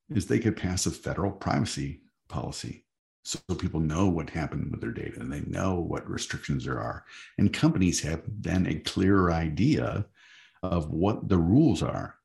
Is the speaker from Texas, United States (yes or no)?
no; Michigan, United States; I'm from Michigan